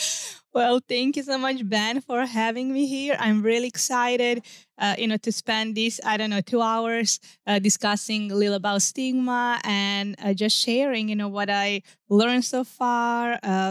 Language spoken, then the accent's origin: English; Serbia; English is a second language; Okay, so let's go back then from where I'm originally from. So sure. I'm from Serbia. It's one small country in southeastern Europe.